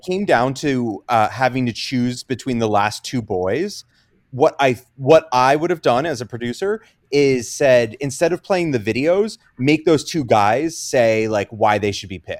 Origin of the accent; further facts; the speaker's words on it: Central Jersey Shore, New Jersey, United States; also born or lived in Philadelphia; I specifically am from the Central Jersey Shore.